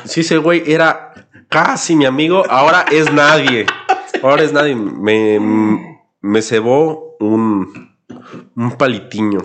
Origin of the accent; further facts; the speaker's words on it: Aguascalientes, Mexico; crecí en Aguascalientes en los 90